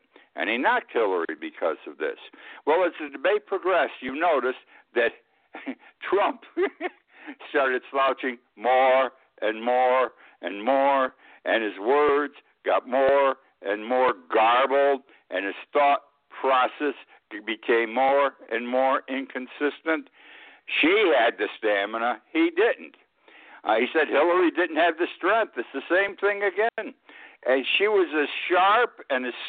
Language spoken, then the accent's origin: English; United States; I'm an American